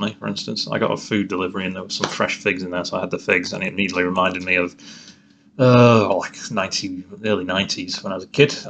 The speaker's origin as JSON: {"language": "English", "region": "England", "country": "United Kingdom", "tie": "born or raised there", "said": "Growing up in England"}